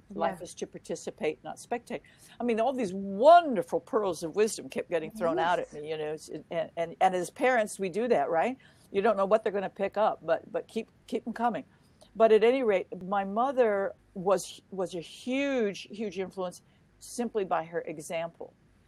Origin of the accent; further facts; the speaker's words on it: Germany; born there; because I came from a military family, we actually lived all over the world. I was born in Germany, post-war Germany.